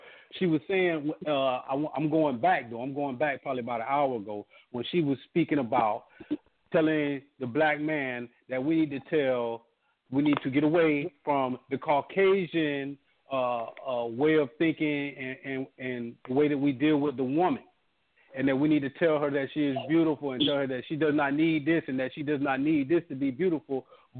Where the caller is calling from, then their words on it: Orlando, Florida, United States; I'm from Orlando.